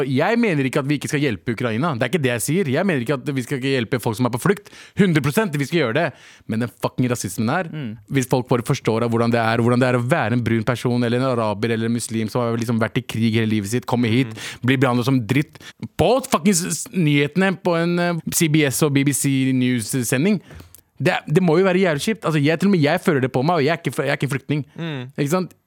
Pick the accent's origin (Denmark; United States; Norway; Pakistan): Pakistan; Jeg er ikke araber, men jeg er fra det området. Mm. Jeg er pakistaner